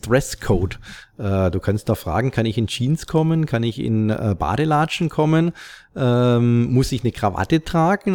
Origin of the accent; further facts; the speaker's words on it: Stuttgart area, Baden-Württemberg, Germany; im Großraum Stuttgart, wo ich herkomme